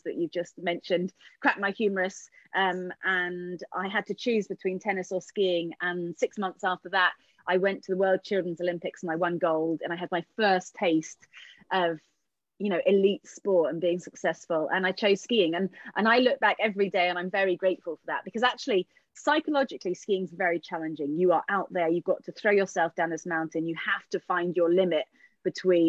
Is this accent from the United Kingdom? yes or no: yes; London, United Kingdom; I still live in London. I grew up in London